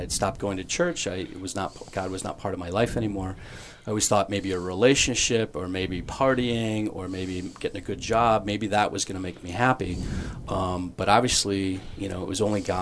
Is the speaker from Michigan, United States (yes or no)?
yes; Flint, Michigan, United States; I grew up in Flint, Michigan.